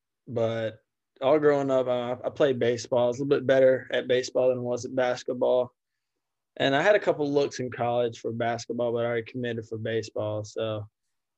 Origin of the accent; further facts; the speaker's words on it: Vidalia, Georgia, United States; I'm from Vidalia, Georgia